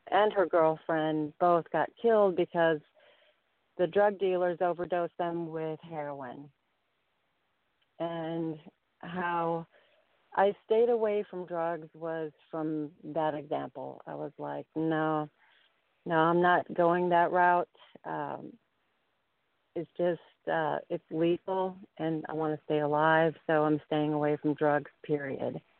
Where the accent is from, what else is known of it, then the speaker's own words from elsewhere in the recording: Chicago, Illinois, United States; I grew up in Chicago and um, lived in the rough areas and saw more than I wanted to see